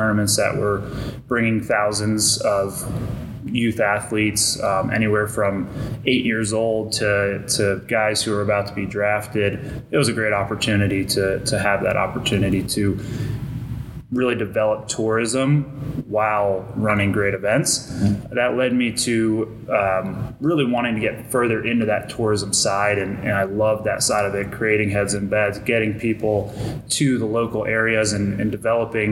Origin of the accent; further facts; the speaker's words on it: Polk County, Florida, United States; my hometown and impact Polk County